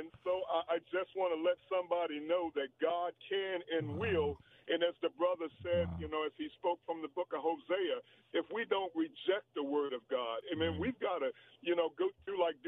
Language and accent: English; Washington, District of Columbia, United States; we were raised up in Washington, D.C., and in the people would call them the projects